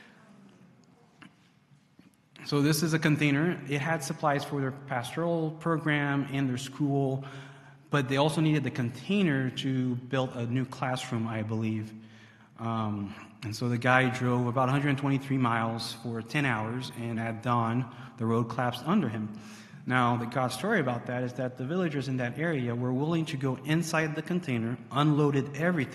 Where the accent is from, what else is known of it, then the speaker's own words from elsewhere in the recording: Haiti; serving the Lord with MAF in my home country, Haiti